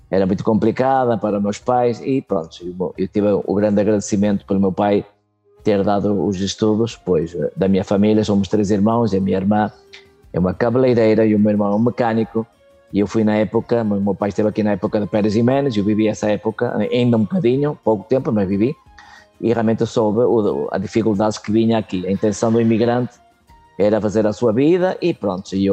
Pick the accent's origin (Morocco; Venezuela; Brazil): Venezuela; also born or lived in Portugal; Eu vim de, eu vim de Portugal é, com um ano de nascido, naquela altura, com a minha mãe, o meu pai já estava aqui na Venezuela, é, vim de barco no Santa Maria Famosa. É, eh, e depois estive aqui durante 10 anos.